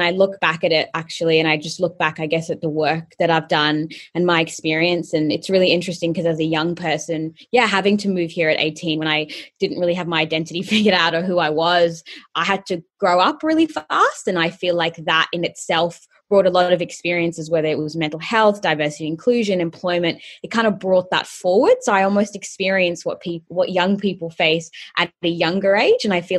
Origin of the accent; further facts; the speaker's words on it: Colombo, Western Province, Sri Lanka; also born or lived in Bahrain; So basically, I am Sri Lankan by nationality, and I was born in Colombo, and then at the age of 3 months, flew back to where my parents were living in Bahrain in the Middle East.